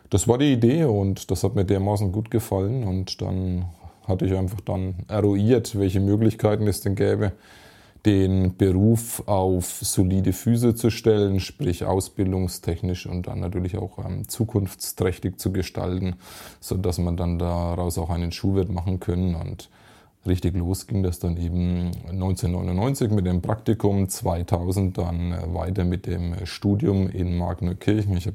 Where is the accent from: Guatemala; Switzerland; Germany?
Germany; Kirchlauter, Bavaria; nicht so weit weg von meinem Heimatort hier in Kichlauder, gut 25 Kilometer entfernt.